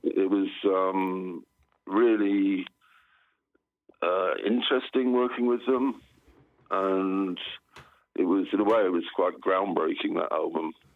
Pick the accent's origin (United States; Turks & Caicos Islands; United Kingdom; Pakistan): United Kingdom; southern England; also born or lived in Southsea / London; in southern England. I went to boarding school in um, in a place called Southsea on the south coast